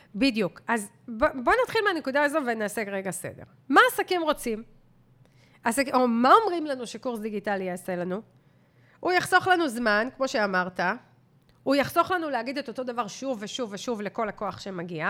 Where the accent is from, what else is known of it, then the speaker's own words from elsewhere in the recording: Israel; כישראלים, וכולנו כאלה, גם אני ואתה